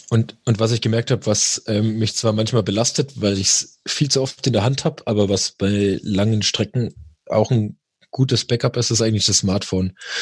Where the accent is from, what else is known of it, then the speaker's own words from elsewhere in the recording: Germany; bei uns in Deutschland